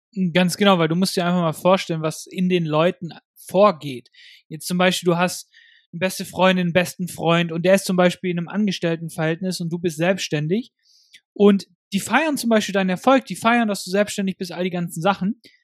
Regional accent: Germany; bei uns in Deutschland

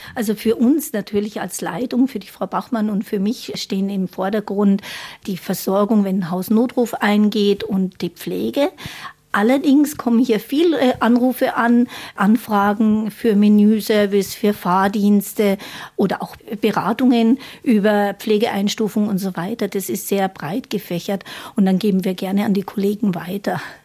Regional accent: Munich, Bavaria, Germany; moved away; also born or lived in Baden-Württemberg; Ich bin ja geborene Münchnerin

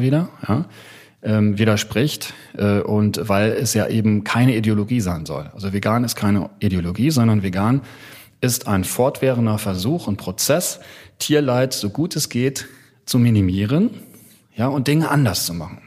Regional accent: North Rhine-Westphalia, Germany; also born or lived in Hamburg; ich bin in Westfalen groß geworden

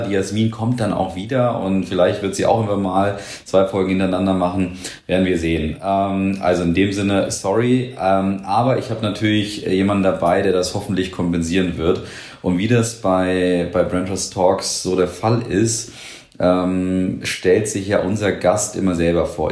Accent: Nuremberg, Bavaria, Germany; als Nürnberger

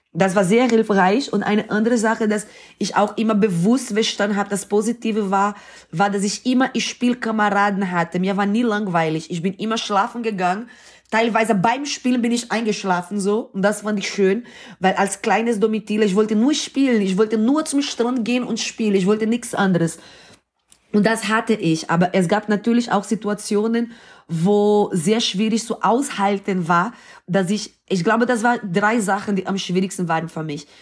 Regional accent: Recife, Pernambuco, Brazil; German is a second language; now in Germany; Ich bin in Brasilien geboren und aufgewachsen

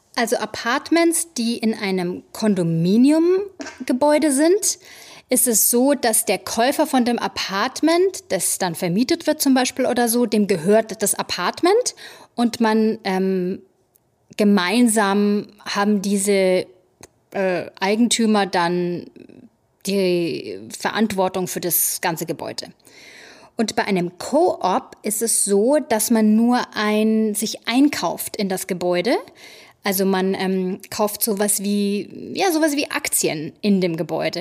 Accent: Germany; now in New York City, United States; Bei uns in Deutschland

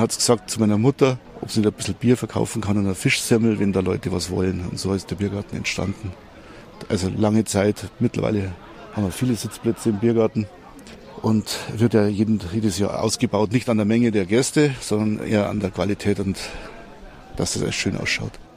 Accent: Staffelsee, Bavaria, Germany; hier aufwachsen dürfen

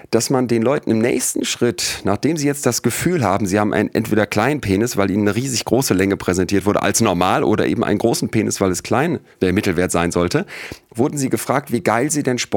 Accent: Solingen, North Rhine-Westphalia, Germany; Ich bin in Solingen groß geworden

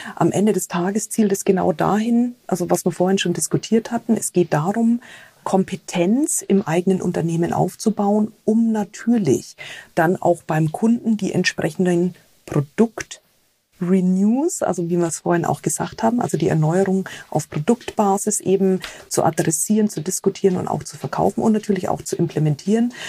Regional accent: Bavaria / Franconia, Germany; wie ich als Bayern oder Fränkin

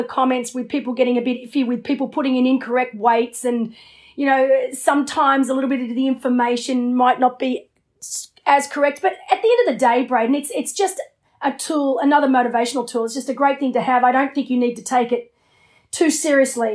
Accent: Australia; also born or lived in Noosa; as an Australian

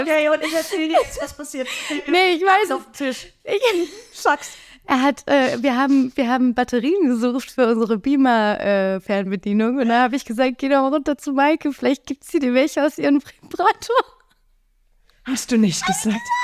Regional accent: Mecklenburg-Vorpommern, Germany; also born or lived in England / United States; ich hab den größten, größten Teil meiner Kindheit in England verbracht, mhm. ähm, habe aber keine familiäre Bindung zu England. Äh, mein Vater kommt aus Bayern, ich bin in Mecklenburg groß geworden, habe auch in den USA gelebt

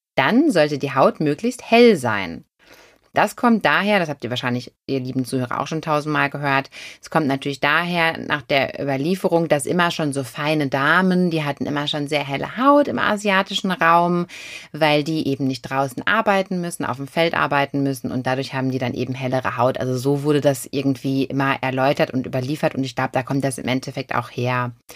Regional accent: Germany; Und wir sind trotzdem alle Deutsche

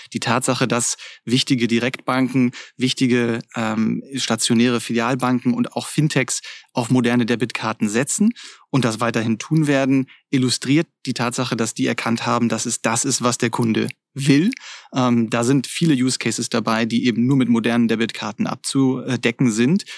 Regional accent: Germany

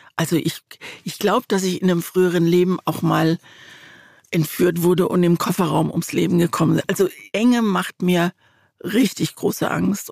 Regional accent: Mannheim, Baden-Württemberg, Germany; Ich bin in Mannheim aufgewachsen

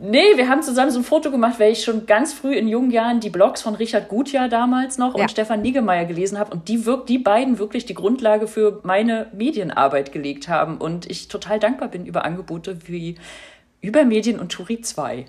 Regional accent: East Germany, Germany; now in Berlin, Germany; ich ja als Ossi

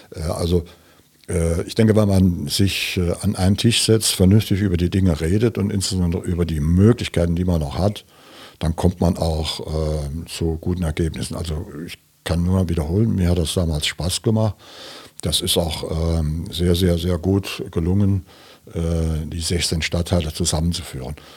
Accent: St. Wendel, Saarland, Germany; bin ein richtiger St. Wendler, manche sagen Coburger

